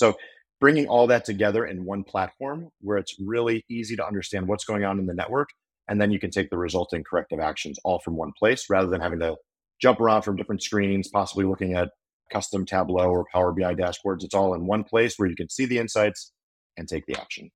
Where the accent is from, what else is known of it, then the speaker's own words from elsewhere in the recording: Chicago, Illinois, United States; moved away as an adult; also born or lived in Oxford, Ohio; now in Nashville, United States; I, I grew up in the Chicago suburbs